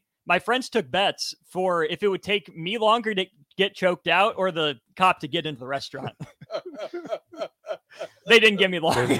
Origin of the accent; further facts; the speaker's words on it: Lincoln, Nebraska, United States; born and raised in Lincoln.